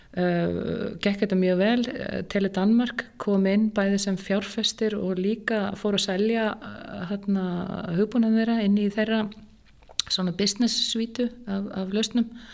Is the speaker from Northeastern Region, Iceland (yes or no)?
no; Reykjavík, Capital Region, Iceland; Ég er alveg upp í Reykjavík, í Fossóinum nánatilteki. Bara var þar alla mína barnasku